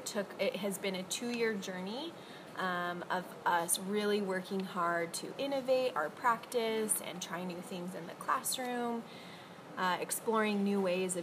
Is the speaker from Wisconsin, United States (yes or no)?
no; Las Vegas, Nevada, United States; moved away; I am from Las Vegas, Nevada, in the United States.